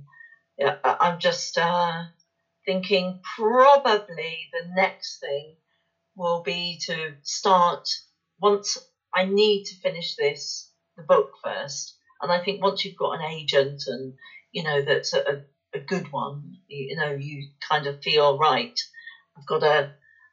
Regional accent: West Country, South West England, United Kingdom; accent: West Country; my West Country accent

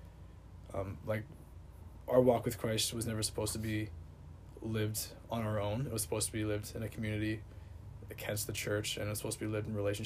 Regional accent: Hamilton, Ontario, Canada; now in Oregon, United States; I'm from Hamilton, Ontario, Canada

